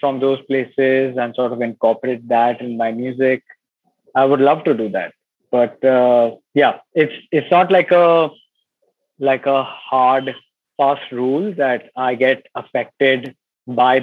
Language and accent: English; Mumbai, Maharashtra, India; I'm born and brought up in Bombay